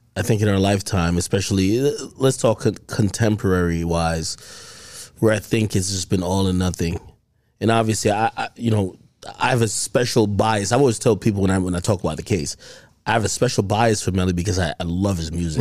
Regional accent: Jamaica; I'm Jamaican

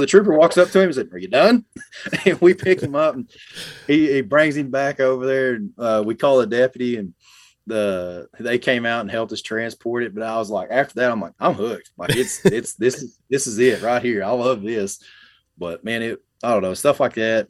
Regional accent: Ardmore, Oklahoma, United States; also born or lived in Atoka, Oklahoma; I was born in South Central Oklahoma, uh, in Ardmore. Uh, was raised up in that area

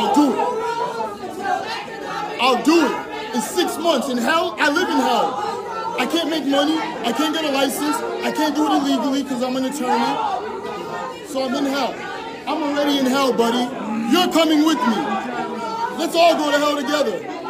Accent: Boston, Massachusetts, United States; I grew up in Mattapan, buddy.

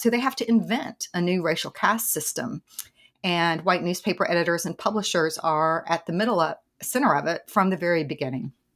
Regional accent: East Tennessee, United States; accent: Southern; I grew up in the South in East Tennessee.

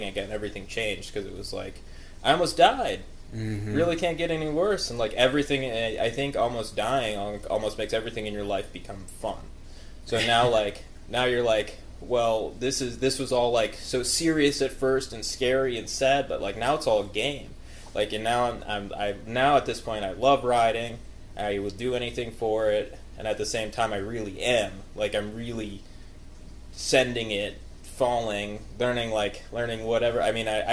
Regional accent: Midwest, United States; I grew up in the Midwest area

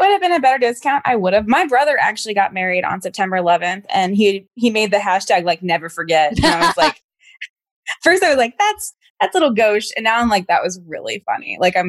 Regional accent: Stafford, Virginia, United States; now in New York, United States; Your family's from Virginia. And it's like, but I live here now.

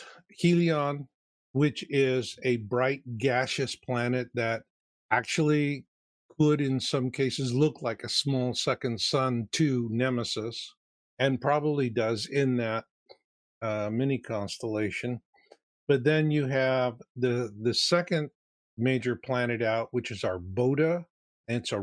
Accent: Arizona, United States; I grew up in Arizona.

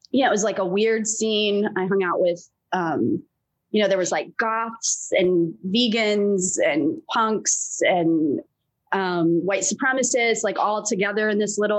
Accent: England, United Kingdom; born there; I grew up all over the place. So um, I mean, I was born in England. My father's British, my mother's American

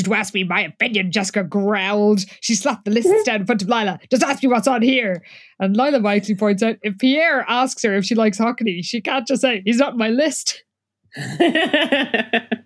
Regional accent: Ireland; speaking as an Irish person

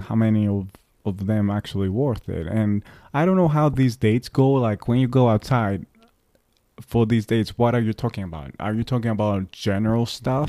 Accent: Greece; moved away as an adult; now in New York, United States; when I moved from Greece

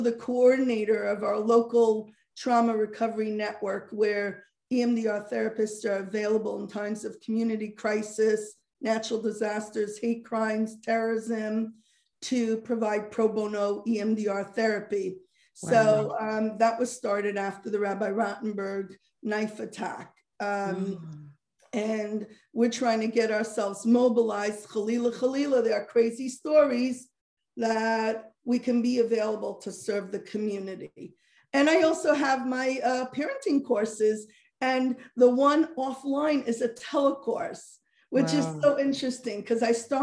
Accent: Muncie, Indiana, United States; I grew up sheltered in Muncie

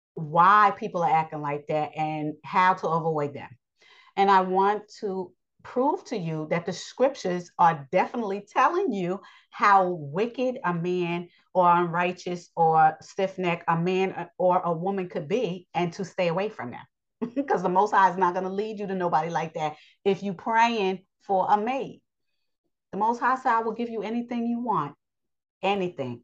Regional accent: New York, United States; I live in New York. I'm a New Yorker, but I'm still Yasharel.

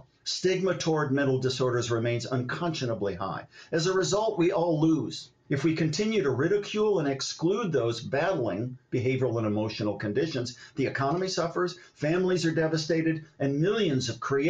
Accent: Ohio, United States; my dad's lifelong severe misdiagnosed bipolar disorder as I was growing up in Ohio.

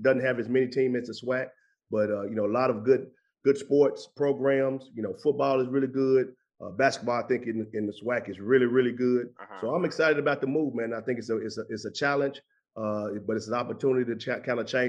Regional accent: Memphis, Tennessee, United States; now in Montgomery, United States; I'm from Memphis

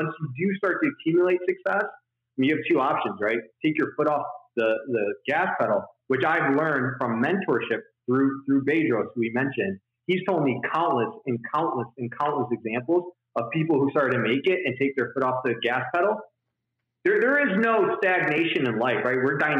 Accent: Detroit, Michigan, United States; I'm from right outside of Detroit, Michigan. Like, I went to school in Detroit. I was born in Detroit. I worked in Detroit. We lived like 2 miles outside of Detroit, Michigan.

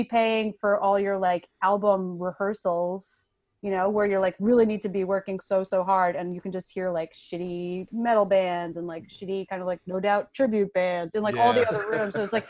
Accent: New York, United States; I'm from Long Island originally, so that's like, you know, even though it's a little Trumpy out there too.

